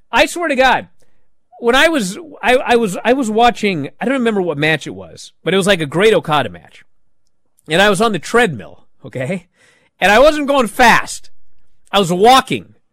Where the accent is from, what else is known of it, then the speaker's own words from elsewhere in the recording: East of England, United Kingdom; But then I kind of think I'm from Essex. I didn't think I'd reach this far in my career anyway.